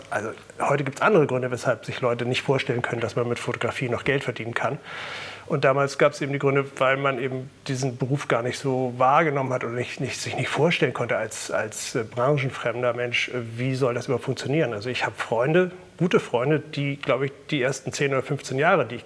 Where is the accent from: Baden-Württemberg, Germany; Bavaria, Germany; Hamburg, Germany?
Hamburg, Germany; also born or lived in Berlin; Habe vorher eine Ausbildung gemacht in Berlin am Letteverein, bin Hamburger, äh, und dachte eigentlich nach der Ausbildung in Berlin äh, komme ich sofort wieder hierher nach Hamburg zurück.